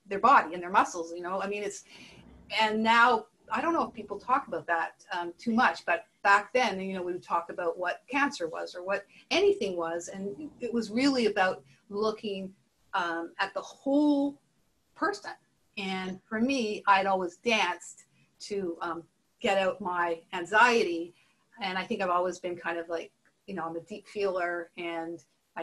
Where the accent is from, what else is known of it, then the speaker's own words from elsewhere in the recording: Montreal, Quebec, Canada; moved away; also born or lived in Nova Scotia; I grew up in Montreal, but I went and homesteaded in Nova Scotia